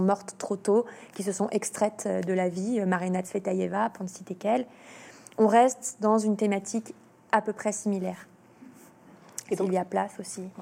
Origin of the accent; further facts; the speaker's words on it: Lyon, Auvergne-Rhône-Alpes, France; Je suis lyonnaise